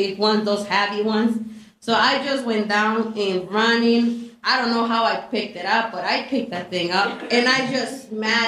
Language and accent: English; Mexico; moved away; also born or lived in Chicago; I was actually born in Chicago, but I was raised in Mexico